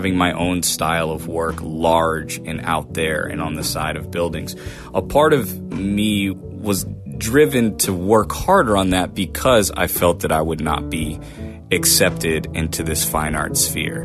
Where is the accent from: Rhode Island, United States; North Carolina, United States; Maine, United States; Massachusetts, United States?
Maine, United States; Portland; born and raised in Portland, Maine